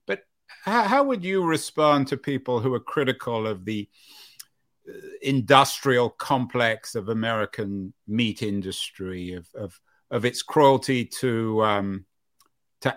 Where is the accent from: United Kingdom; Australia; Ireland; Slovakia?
United Kingdom; London; now in United States; I grew up in London where there was a butcher shop and a fishmonger on every corner